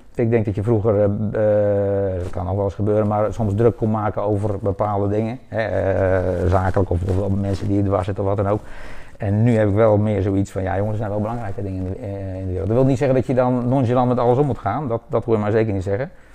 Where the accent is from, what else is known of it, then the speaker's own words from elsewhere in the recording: Leersum, Utrecht, Netherlands; moved away as an adult; now in Woudenberg, Netherlands; Ik ben geboren in Leersum, over 53 jaar geleden. Eh, daar heb ik ruim drie, 32 eh, eh, jaar gewoond.